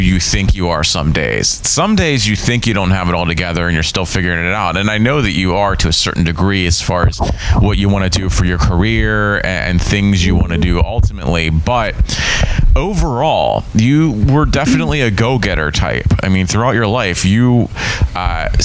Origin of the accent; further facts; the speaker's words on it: Pittsburgh, Pennsylvania, United States; also born or lived in South Carolina; In Pennsylvania, where I grew up around Pittsburgh